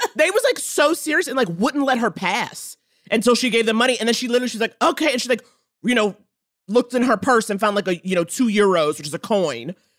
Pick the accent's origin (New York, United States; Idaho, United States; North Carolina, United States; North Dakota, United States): New York, United States; New York City; I grew up in Harlem.